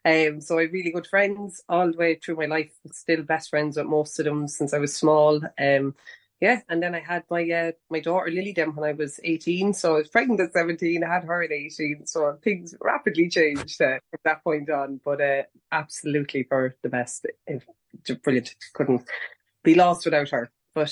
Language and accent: English; County Kildare, Leinster, Ireland; I am born and bred in County Kildare in the Sticks. I have never moved too far away from where I was born, actually.